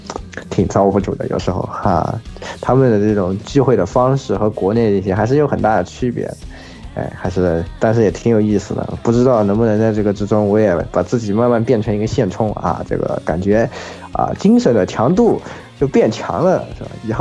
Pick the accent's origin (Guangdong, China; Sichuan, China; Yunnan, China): Yunnan, China; 这东西咱们云南人都不爱吃